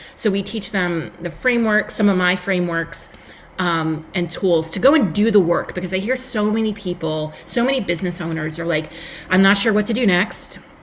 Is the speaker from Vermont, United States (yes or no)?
no; Long Island, New York, United States; accent: New York; if you cannot tell by my accent, I am a New Yorker from Long Island, New York